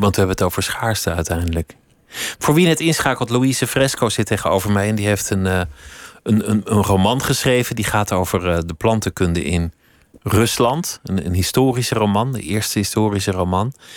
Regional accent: Netherlands; dat we als Nederlanders gemiddeld obese zijn

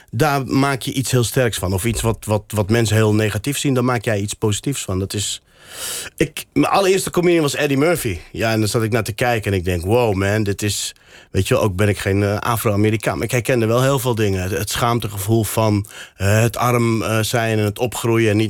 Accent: Morocco; first language Berber; Dutch is a second language; now in Netherlands; Dat is ook mijn, mijn moedertaal, Berbers. Je hebt Berbers en Arabisch.

